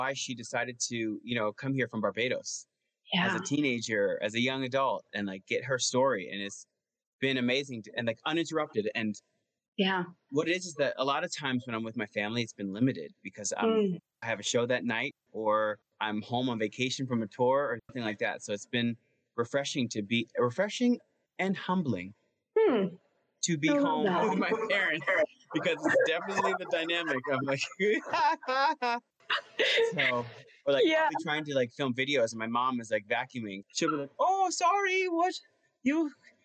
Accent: Cedar Grove, New Jersey, United States; I'm at home in my hometown of Cedar Grove

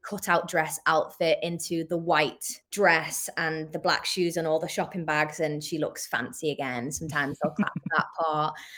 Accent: St Helens, North West England, United Kingdom; I'm British

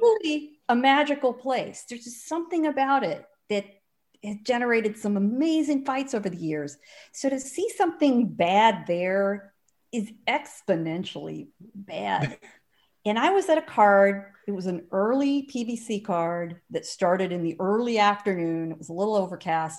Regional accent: San Diego, California, United States; born or raised there

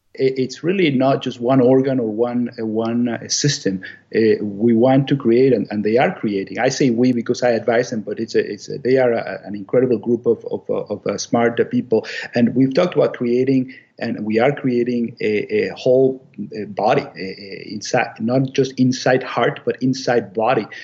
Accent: Venezuela; moved away as an adult; also born or lived in Chicago, United States / Ann Arbor, Michigan, United States; now in Maine, United States; I'm from Venezuela originally

